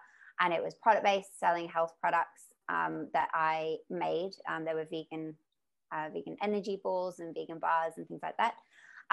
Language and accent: English; Mallorca, Balearic Islands, Spain; also born or lived in United Kingdom; now in Australia; I grew up in Mallorca, which is an island.